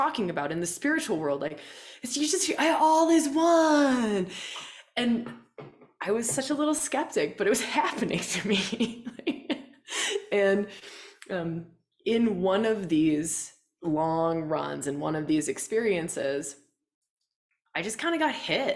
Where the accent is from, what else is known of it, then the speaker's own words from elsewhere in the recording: Wisconsin, United States; moved away as an adult; also born or lived in Australia; I grew up in Wisconsin. Right? Like, I grew up on a farm, a dairy farm.